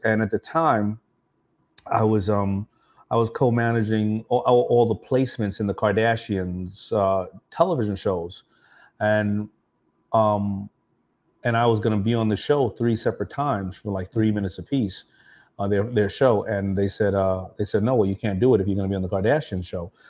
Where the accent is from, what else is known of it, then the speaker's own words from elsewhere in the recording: New York City, New York, United States; I grew up around Shea Stadium